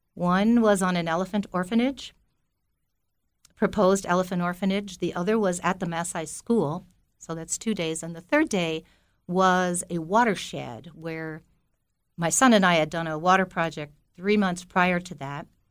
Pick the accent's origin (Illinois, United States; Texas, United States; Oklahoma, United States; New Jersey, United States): New Jersey, United States; Belleville; I grew up in Belleville, New Jersey, and my family had a tavern business called Binky's Tavern, and I lived on top of it for nineteen years before I went away to college